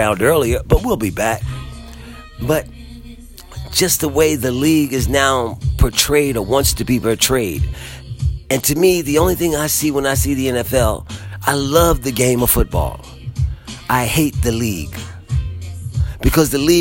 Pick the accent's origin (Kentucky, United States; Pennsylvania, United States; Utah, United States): Pennsylvania, United States; Philadelphia; as a Philadelphian